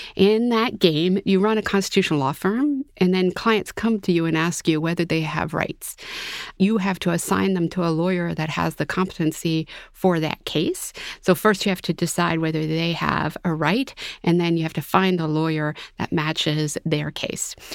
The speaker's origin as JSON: {"language": "English", "region": "Massachusetts", "country": "United States", "said": "I'm from Massachusetts"}